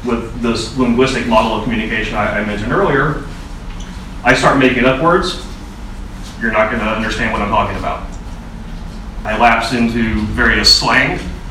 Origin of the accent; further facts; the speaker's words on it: southern United States, United States; accent: slight southern; my slight southern accent